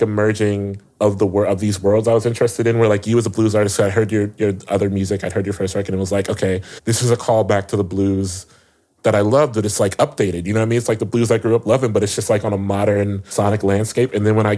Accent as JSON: {"language": "English", "region": "Ohio", "country": "United States", "said": "I love Ohio. I'm from Ohio"}